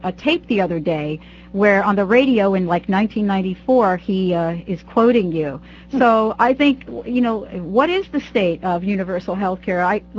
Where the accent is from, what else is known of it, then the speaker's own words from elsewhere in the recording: New Jersey, United States; I'm from New Jersey